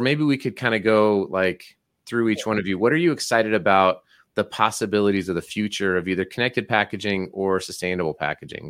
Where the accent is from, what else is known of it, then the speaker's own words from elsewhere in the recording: Colorado, United States; now in Utah, United States; I grew up in Colorado and I live in Utah